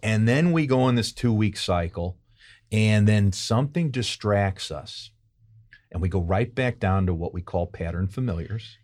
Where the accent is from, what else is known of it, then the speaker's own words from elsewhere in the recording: St. Louis, Missouri, United States; moved away as an adult; also born or lived in New York; now in St. Louis, United States; I'm from Saint Louis originally.